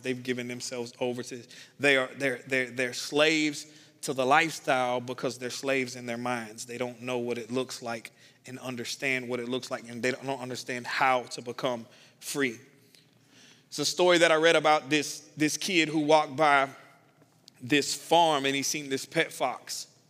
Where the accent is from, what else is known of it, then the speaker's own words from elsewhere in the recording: the South, United States; I'm from the South